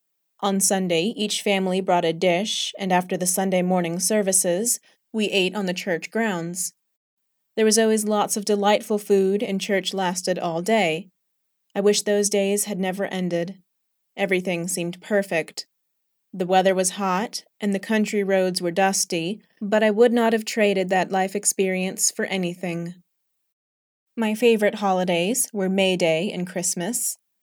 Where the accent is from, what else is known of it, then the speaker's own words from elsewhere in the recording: Jackson, Mississippi, United States; born there; I was born in Jackson, Mississippi, to May Ella Mahaffey Lockett and Robert Lockett. They met in Jackson and were married for 10 years.